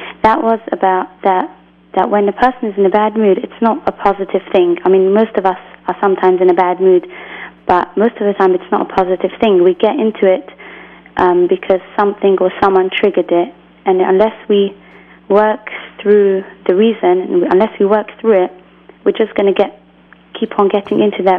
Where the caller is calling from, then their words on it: England, United Kingdom; I'm calling from England.